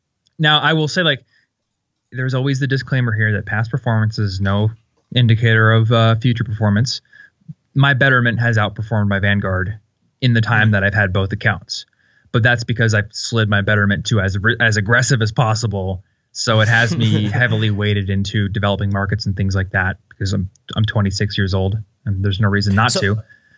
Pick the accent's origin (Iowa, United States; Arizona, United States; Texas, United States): Iowa, United States; now in Denver, United States; I'm from Iowa, and they're like all over the place in Iowa, and I see them in Denver here too.